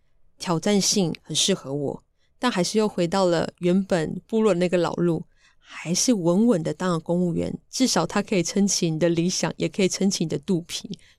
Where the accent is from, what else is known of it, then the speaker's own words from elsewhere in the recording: Taichung, Taiwan; now in Yilan, Taiwan; 那其实呢，我的家乡是台中和平乡。那我是泰雅族人